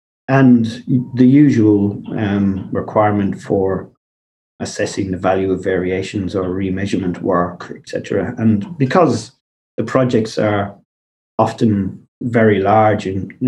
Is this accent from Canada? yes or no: no; Bunbury, Western Australia, Australia; now in Perth, Australia; It wasn't really difficult from the company's perspective because we grew up in the Southwest